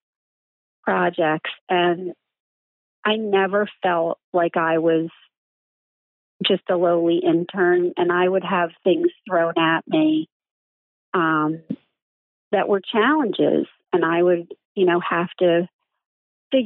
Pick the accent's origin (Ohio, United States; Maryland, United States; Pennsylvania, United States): Pennsylvania, United States; Philadelphia; as a Philadelphian